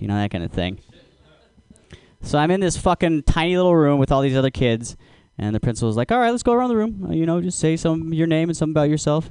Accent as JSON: {"language": "English", "region": "Alaska", "country": "United States", "said": "I'm from Alaska"}